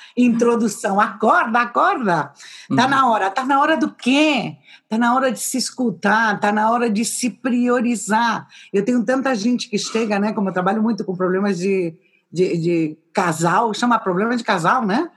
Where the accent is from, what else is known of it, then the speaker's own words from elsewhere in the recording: São Paulo, Brazil; also born or lived in Madrid, Spain / Valladolid, Spain; now in Gijón, Spain; eu nasci em São Paulo